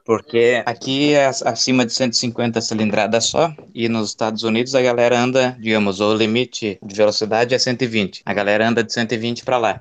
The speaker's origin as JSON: {"language": "Portuguese", "country": "Brazil", "moved": "as an adult", "said": "vim lá do Brasil"}